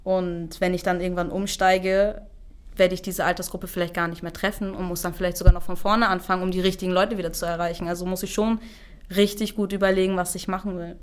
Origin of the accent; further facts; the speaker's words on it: Germany; ich komme aus Deutschland, trage einen kurdischen Namen